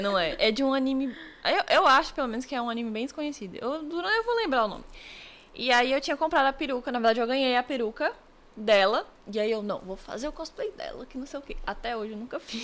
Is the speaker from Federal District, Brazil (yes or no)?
yes; Brasília, Federal District, Brazil; eu sou de Brasília